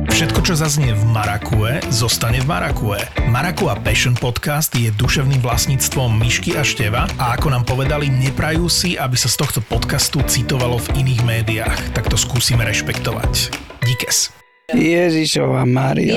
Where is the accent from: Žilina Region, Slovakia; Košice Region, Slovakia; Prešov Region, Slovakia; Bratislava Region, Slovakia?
Bratislava Region, Slovakia; Láb; ja som z dediny Láb, ze zahorádskej dediny Láb